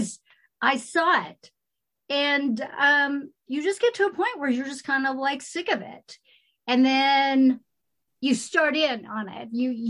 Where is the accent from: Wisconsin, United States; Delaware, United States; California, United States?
California, United States; moved away; also born or lived in Marin County; I come from California.